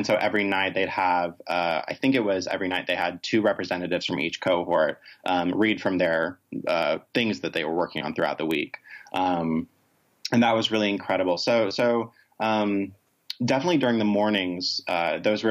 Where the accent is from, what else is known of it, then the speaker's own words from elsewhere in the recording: Rome, Georgia, United States; I'm originally from Rome, Georgia, which is not exactly a LGBT haven of the world